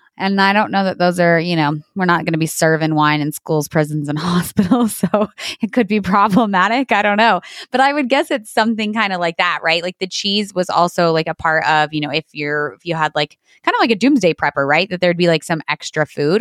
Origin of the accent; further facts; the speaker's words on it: Portales, New Mexico, United States; right here in my hometown of Portales, New Mexico